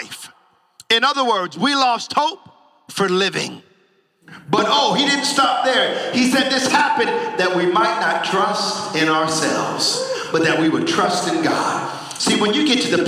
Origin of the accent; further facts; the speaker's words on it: United States; moved away; I'm from the States